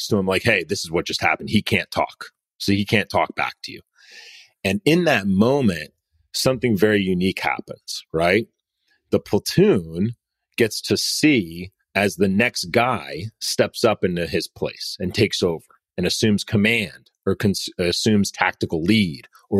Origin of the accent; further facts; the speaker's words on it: United States; we live in America, right? We were born, I was born here.